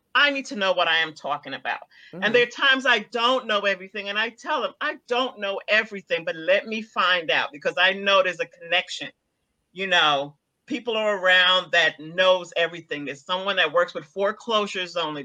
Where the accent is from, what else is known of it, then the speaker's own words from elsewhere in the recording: New York, United States; moved away; also born or lived in Guyana; I grew up in New York